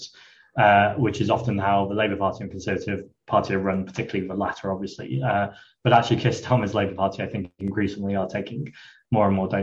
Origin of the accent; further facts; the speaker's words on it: Bury, North West England, United Kingdom; moved away as an adult; now in London, United Kingdom; I'm from Manchester and have lived in London for 17 years